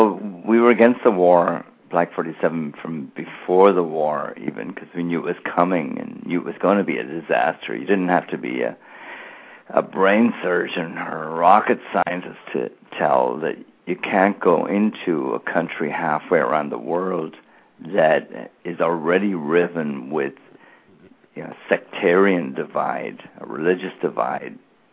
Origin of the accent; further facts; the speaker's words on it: Ireland; Whereas growing up in Ireland, where there was a real political divide, where people had actually been killed in a civil war in the 1920s